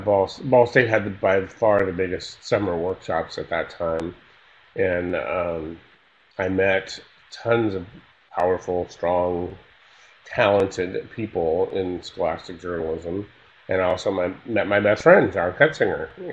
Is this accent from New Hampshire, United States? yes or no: no; Northern California, United States; I grew up in Northern California